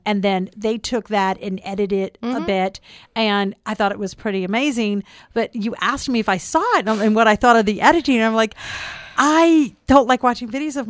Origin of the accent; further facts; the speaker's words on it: Florida, United States; also born or lived in New Orleans; This Florida girl.